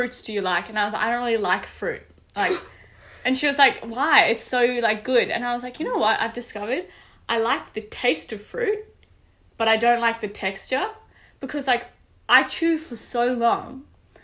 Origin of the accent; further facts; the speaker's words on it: South Africa; moved away; I'm from South Africa